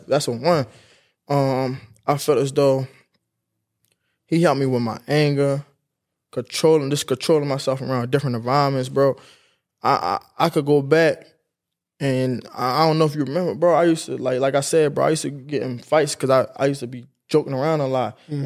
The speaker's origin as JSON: {"language": "English", "town": "Baltimore", "region": "Maryland", "country": "United States", "said": "I'm coming from West Baltimore"}